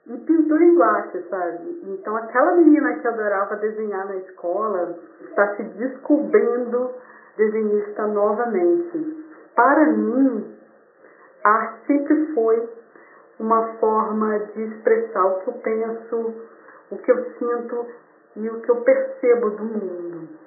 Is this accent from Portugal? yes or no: no; Vila Velha, Espírito Santo, Brazil; eu sou da cidade de Vila Velha, Espírito Santo.